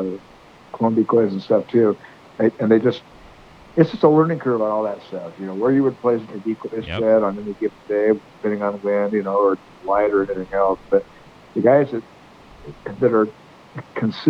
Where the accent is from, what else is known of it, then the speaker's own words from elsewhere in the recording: Butte Sink area, California, United States; I'm from California down there in the Butte Zinc area.